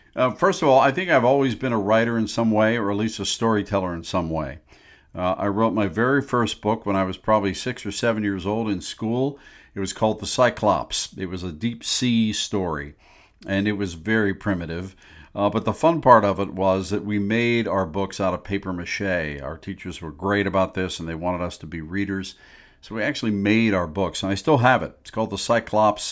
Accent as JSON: {"language": "English", "town": "Pittsburgh", "region": "Pennsylvania", "country": "United States", "tie": "born or raised there", "moved": "yes", "lives_now": "Chicago area, United States", "said": "I grew up in Pittsburgh, by the way, not in the Chicago area, but came here in eighty-eight, and I've fallen in love with the Midwest."}